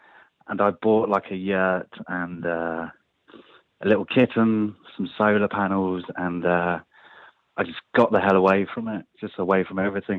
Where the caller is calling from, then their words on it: London, United Kingdom; Actually calling from London, yeah.